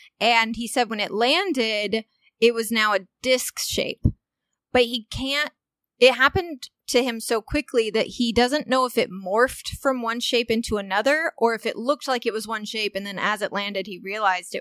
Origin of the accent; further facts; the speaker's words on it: Walnut Hill, Illinois, United States; now in Los Angeles, United States; my hometown in Walnut Hill, Illinois